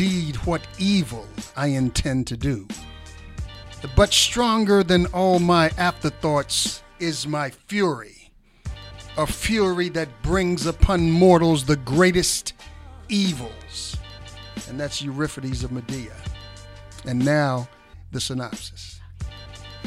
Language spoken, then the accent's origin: English; Norfolk, Virginia, United States; moved away; also born or lived in Baltimore, Maryland; I'm from Norfolk, Virginia.